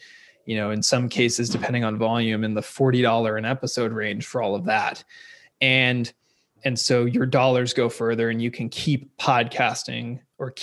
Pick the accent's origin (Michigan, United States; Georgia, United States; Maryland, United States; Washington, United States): Washington, United States; Seattle; moved away as an adult; now in California, United States; I'm originally from Seattle, Seattle, Washington area. I went to University of Washington and then moved to California after college to row